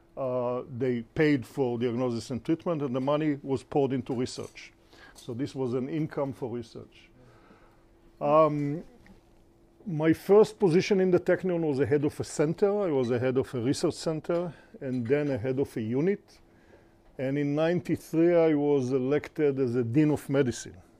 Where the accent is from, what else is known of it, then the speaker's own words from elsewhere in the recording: Israel; also born or lived in United States; I was born in Israel. I'm fifth generation Israeli.